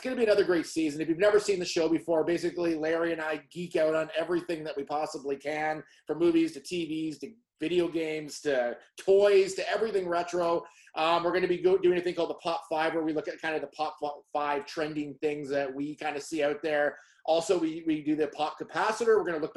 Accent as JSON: {"language": "English", "country": "Canada", "said": "we're Canadian"}